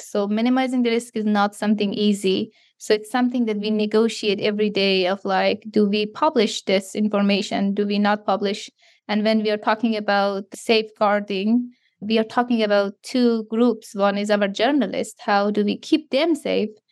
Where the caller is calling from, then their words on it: Canada; I'm calling you from Canada